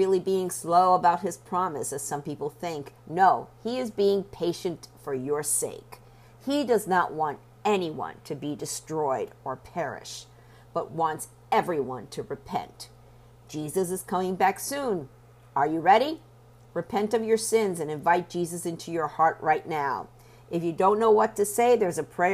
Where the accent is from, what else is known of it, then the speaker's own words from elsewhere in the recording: Puerto Rico; I was born in Puerto Rico and raised Catholic